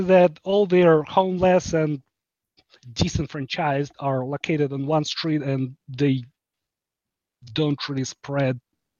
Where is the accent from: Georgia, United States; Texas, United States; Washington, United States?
Washington, United States; Seattle; now in Ukraine; By the way, I'm from Seattle area.